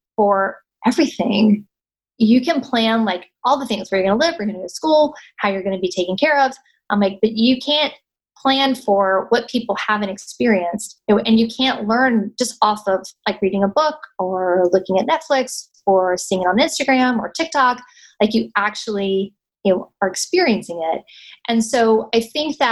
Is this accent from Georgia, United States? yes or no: no; North Carolina, United States; moved away as an adult; I was born in North Carolina, raised in North Carolina, went to school in North Carolina